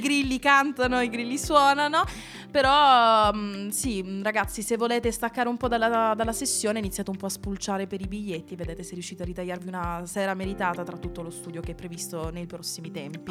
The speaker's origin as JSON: {"language": "Italian", "town": "Lecce", "region": "Apulia", "country": "Italy", "moved": "yes", "lives_now": "Milan, Italy", "said": "io sono leccese come Alessandra Morose Bundabash"}